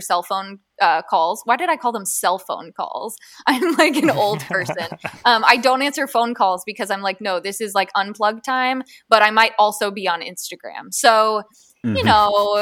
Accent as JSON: {"language": "English", "region": "Southern Ohio", "country": "United States", "tie": "born or raised there", "moved": "yes", "said": "I grew up in Southern Ohio, and when I go home, the area that I'm from"}